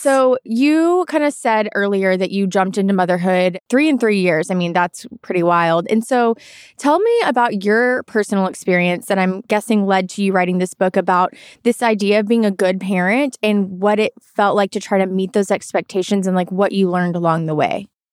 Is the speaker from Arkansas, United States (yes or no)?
yes; Arkansas, United States; I'm not from a farm at all, but I'm from Arkansas